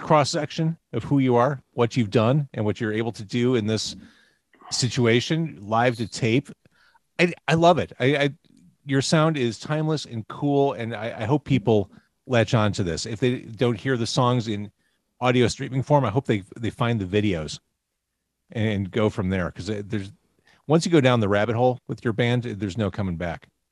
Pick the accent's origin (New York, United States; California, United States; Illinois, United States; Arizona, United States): Illinois, United States; Chicago; I grew up in Chicago